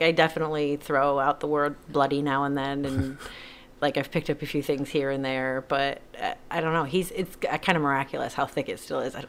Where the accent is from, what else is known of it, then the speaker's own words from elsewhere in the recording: Bridgeport, Connecticut, United States; born there; moved away; I was born in Connecticut.